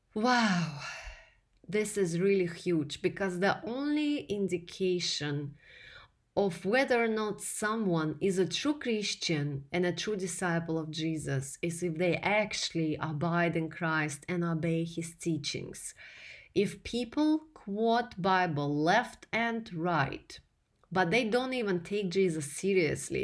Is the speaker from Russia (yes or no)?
yes; Russia; English is a second language; moved away as an adult; now in United States; here in America, where I came from Russia as a male ordered bride in 2008